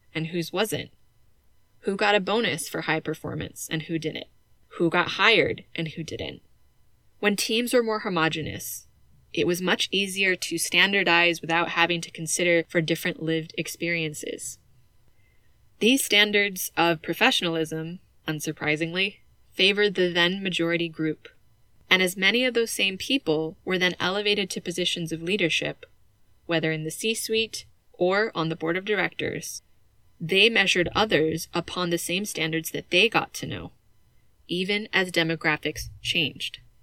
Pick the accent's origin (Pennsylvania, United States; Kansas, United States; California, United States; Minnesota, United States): California, United States; moved away; the house they raised me in back in my home state of California